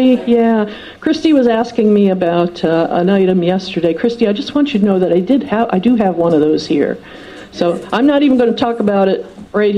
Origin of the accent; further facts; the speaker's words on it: outside of Detroit, Michigan, United States; I grew up outside of Detroit